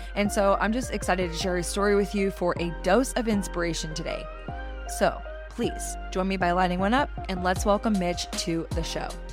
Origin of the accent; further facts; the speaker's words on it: Austin, Texas, United States; growing up in Austin, loving live music